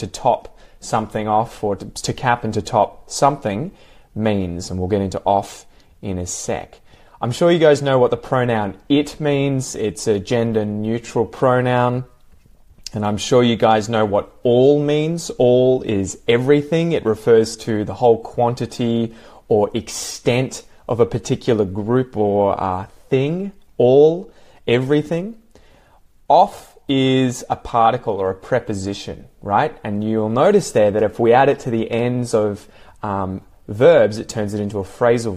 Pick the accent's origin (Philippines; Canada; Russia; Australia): Australia; I'm from Australia